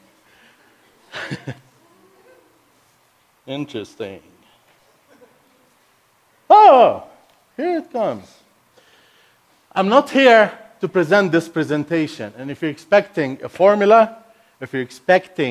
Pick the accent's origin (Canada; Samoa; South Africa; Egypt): Egypt; first language Arabic; English is a second language; now in United States; Arabic is my first language. I'm not American. I'm not raised up in the Western world. I'm Egyptian, born and raised in Egypt